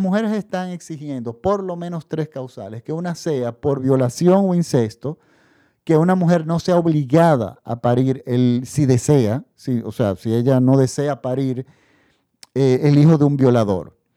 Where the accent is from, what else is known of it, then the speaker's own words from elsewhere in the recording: Dominican Republic; En la República Dominicana, mi país de donde yo hago este podcast